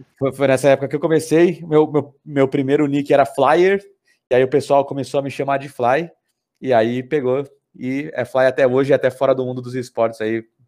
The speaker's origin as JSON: {"language": "Portuguese", "town": "Sorocaba", "region": "São Paulo", "country": "Brazil", "tie": "born or raised there", "also_born_or_lived": "São Bernardo do Campo", "said": "eu fui, criado aqui na cidade. Eu, eu, sou nascido em São Bernardo do Campo, mas vim para Sorocaba quando eu tinha um ano, então me considero um sorocabano"}